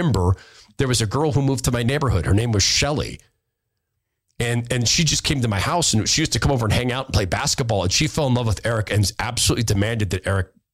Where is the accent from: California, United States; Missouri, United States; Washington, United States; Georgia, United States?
Washington, United States; Spokane; growing up in Spokane